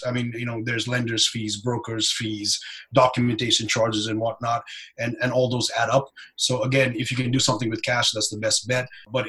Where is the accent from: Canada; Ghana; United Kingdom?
Canada; because as a Canadian, you're not allowed to work unless you get a work visa.